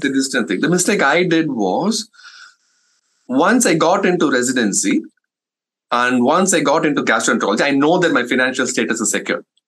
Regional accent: India; English is a second language; moved away as an adult; now in United States; as an Indian community uh, is that uh, um, we don't prioritize our health

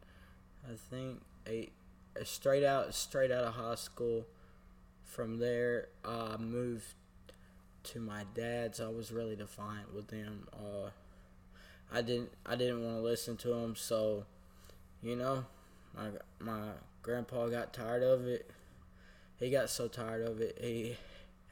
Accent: Florence, Alabama, United States; I was born and raised in Florence, Alabama. I've never lived anywhere else besides Florence

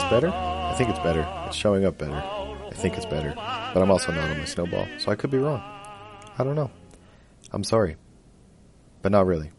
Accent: Edmonton, Alberta, Canada; born or raised there

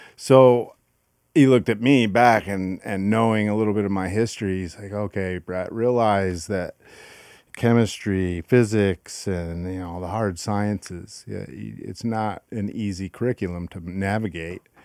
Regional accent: Grand Rapids, Michigan, United States; I grew up in Grand Rapids, Michigan.

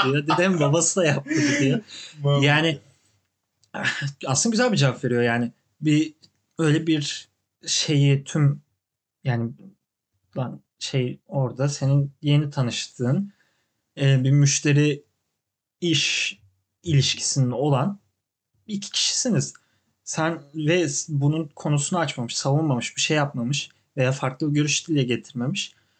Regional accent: Turkey; also born or lived in Canada; now in New York, United States; ben Türk'üm

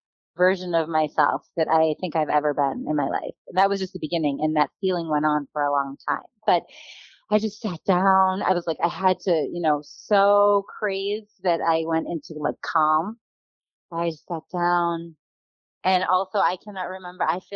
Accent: Boston, Massachusetts, United States; moved away as an adult; also born or lived in Iowa; now in Kirkland, United States; Boston girl

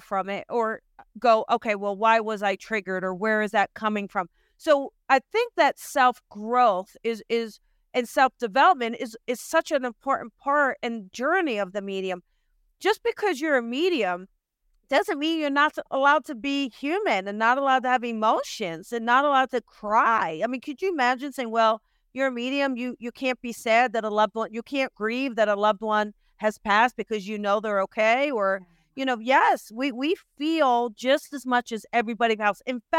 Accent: New Jersey, United States; I am from Jersey and born this way.

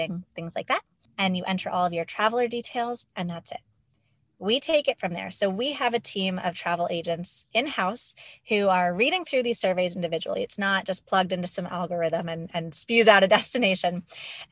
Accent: Pittsburgh, Pennsylvania, United States; I grew up in Pittsburgh, Pennsylvania

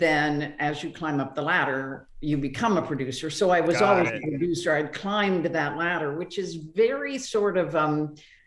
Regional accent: Ohio, United States; moved away as an adult; also born or lived in Florida / Davis, California / Los Angeles; I'm from the Midwest. I'm from Ohio.

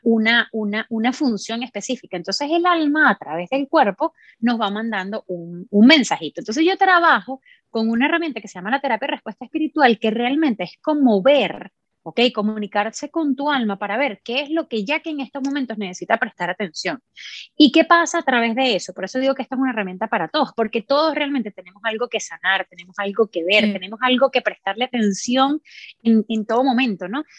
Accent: Venezuela; moved away as an adult; also born or lived in Miami, United States; now in Orlando, United States; soy de Venezuela, crecí en Venezuela

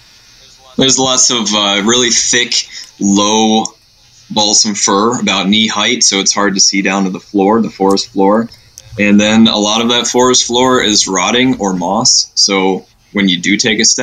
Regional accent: New York, United States; moved away; I grew up in New York, so that was a stomping ground

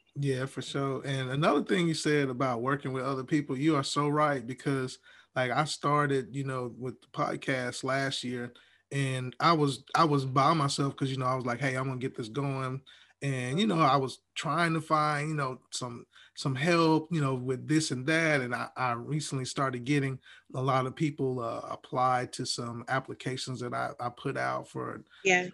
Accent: Huntsville, Alabama, United States; moved away; I'm originally from Huntsville, Alabama, so we we say Coke

